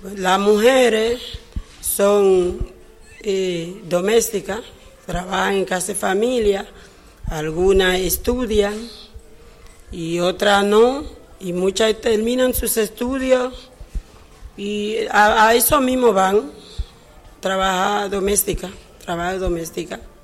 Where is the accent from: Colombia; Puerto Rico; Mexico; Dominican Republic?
Dominican Republic; Batey Palmarejo, Distrito Nacional; aquí llegué a los seis años de edad. Eh, nací en Batey Central de Barahona